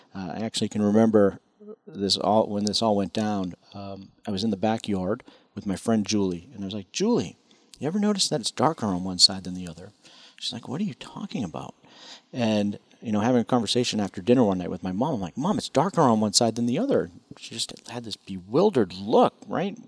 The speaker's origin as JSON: {"language": "English", "town": "Chelmsford", "region": "Massachusetts", "country": "United States", "tie": "born or raised there", "moved": "yes", "lives_now": "Washington, D.C., United States", "said": "I grew up in Chelmsford"}